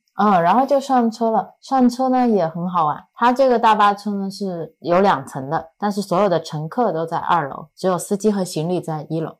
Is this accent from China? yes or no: yes; Cangnan, Zhejiang, China; now in Zhoushan, China; 我的老家苍南就是苍山以南，在中国很南边的一个小镇上。一个我感觉还挺大的小镇